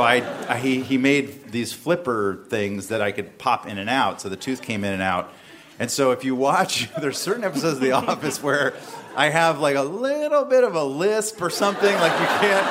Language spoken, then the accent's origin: English; the South, United States; born or raised there